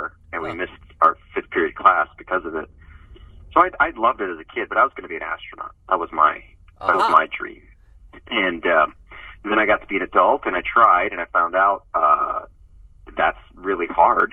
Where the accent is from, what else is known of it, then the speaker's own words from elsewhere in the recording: Miami, Florida, United States; also born or lived in Cuba; now in Los Angeles, United States; I grew up in Miami, Florida